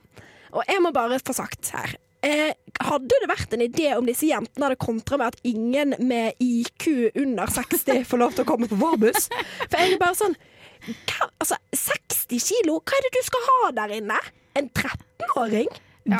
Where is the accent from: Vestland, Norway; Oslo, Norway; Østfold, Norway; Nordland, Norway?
Vestland, Norway; near Bergen; ikke min hjemby, kommer ikke helt fra Bergen, men nesten